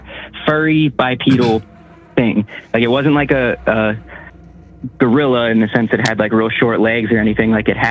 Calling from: Pittsburgh, Pennsylvania, United States; and I'm calling from Pittsburgh, Pennsylvania.

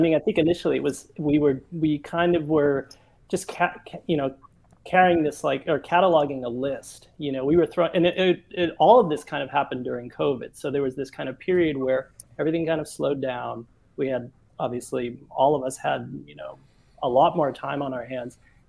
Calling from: Stockholm, Stockholm County, Sweden; And I'm in Stockholm, yeah.

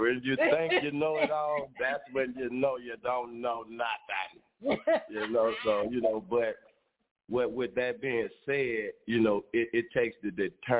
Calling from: Montgomery, Alabama, United States; Calling from Montgomery, Alabama.

